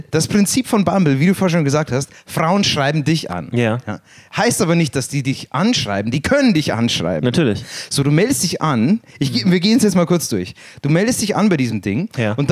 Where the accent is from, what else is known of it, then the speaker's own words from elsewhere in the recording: Ukraine; Ich komme aus der Ukraine